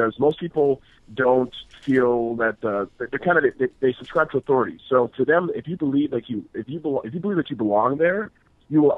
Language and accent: English; Toronto, Ontario, Canada; moved away as an adult; also born or lived in Grand Rapids, Michigan; I was born and raised in Toronto, Canada. That's where I grew up.